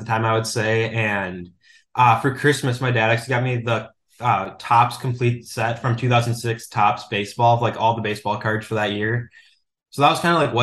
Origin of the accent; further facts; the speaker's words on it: suburb of the Twin Cities, Minnesota, United States; I lived in Minnesota my entire life, lived in a suburb of the Twin Cities growing up, and then moved to Minneapolis about a year ago